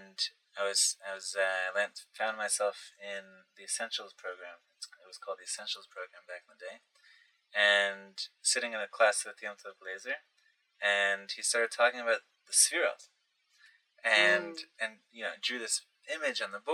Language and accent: English; Passaic, New Jersey, United States; I grew up in Passaic, New Jersey